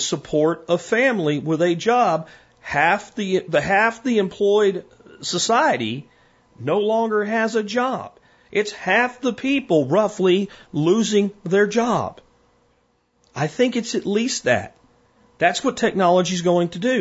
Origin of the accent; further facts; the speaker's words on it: Pennsylvania, United States; I'm from Pennsylvania